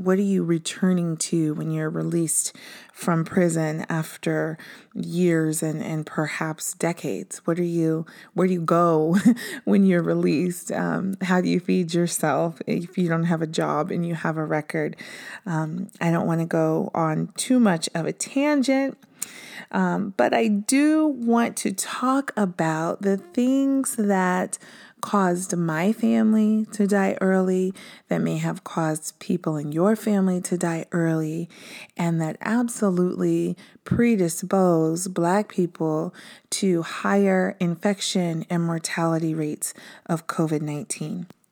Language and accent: English; Prince George's County, Maryland, United States; I was born in Prince George's County, Maryland